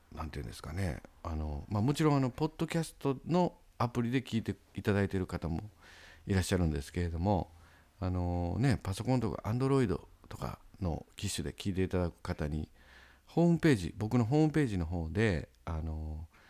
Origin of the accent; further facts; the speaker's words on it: Osakasayama, Osaka, Japan; now in Sakai, Japan; 僕の実家はですねあの大阪狭山市にありまして